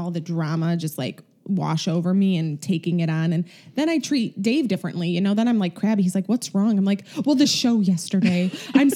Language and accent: English; Chicago, Illinois, United States; accent: Chicago; my Chicago accent